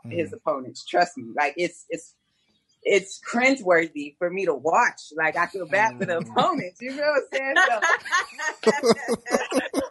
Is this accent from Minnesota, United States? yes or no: no; Texas, United States; I'm from Texas.